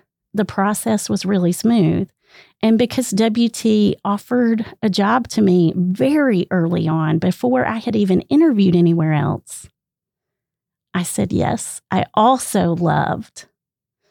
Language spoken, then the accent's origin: English; Greenville, South Carolina, United States; moved away as an adult; also born or lived in Lubbock, Texas; my home state is South Carolina, the land of trees and humidity